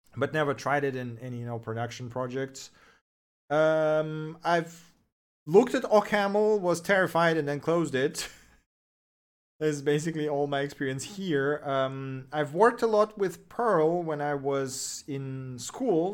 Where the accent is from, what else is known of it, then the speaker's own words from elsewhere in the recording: Russia; first language Russian; English is a second language; moved away as an adult; now in Germany; I am from Russia, but I'm currently l, uh, living in Germany.